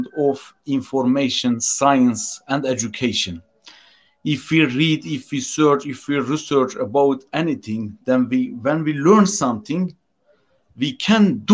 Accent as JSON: {"language": "English", "country": "Turkey", "second_language": "English", "said": "I am from Turkey."}